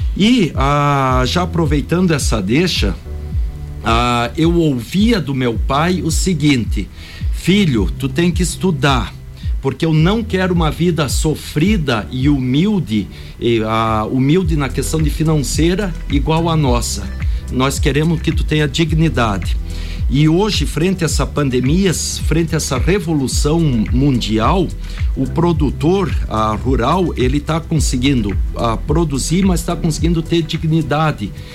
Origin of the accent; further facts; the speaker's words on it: Brazil; nós, na nossa humildade como brasileiros